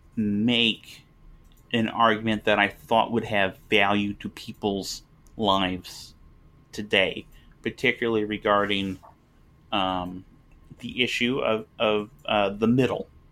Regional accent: United States; I live in America. I'm, I'm an American.

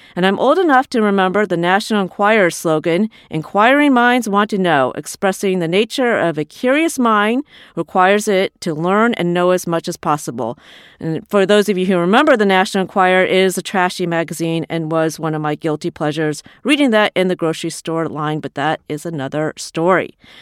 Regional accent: Iowa, United States; moved away as an adult; also born or lived in England; after I moved to, um, Iowa, my hometown

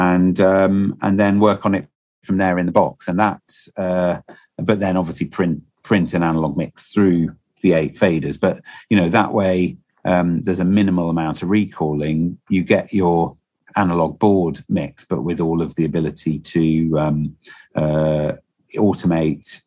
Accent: Stoke-on-Trent, West Midlands, United Kingdom; also born or lived in Slough; I was born in Stoke-on-Trent and I grew up in Stoke-on-Trent. I did live for 2 years in Slough

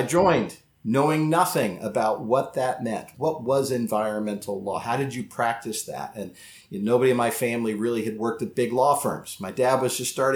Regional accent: Dayton, Ohio, United States; also born or lived in Sarasota; I grew up in Dayton, Ohio, and this was the early 80s.

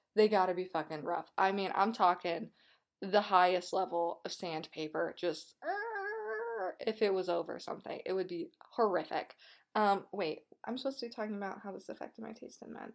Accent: Colorado, United States; I am from Colorado

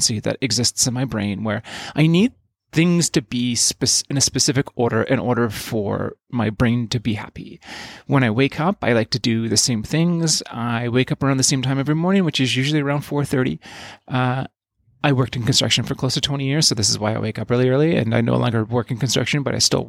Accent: Yukon, Canada; my life growing up in the Yukon, which is where I sort of came of age.

